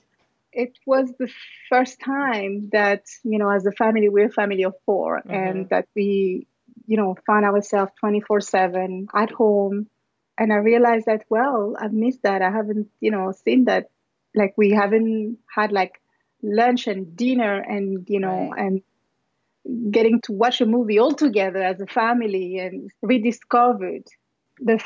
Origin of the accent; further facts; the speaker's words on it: Paris, Île-de-France, France; moved away as an adult; also born or lived in New York, United States / Martinique; now in Los Angeles, United States; I was born in Paris, and it was just my parents and my brothers